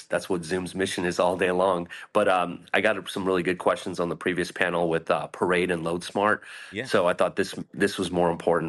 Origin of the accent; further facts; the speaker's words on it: Northern California, United States; I'm from Northern California